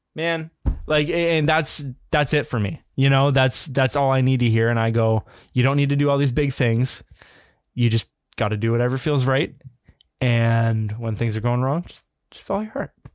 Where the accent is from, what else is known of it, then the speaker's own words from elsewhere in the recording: Canada; as a Canadian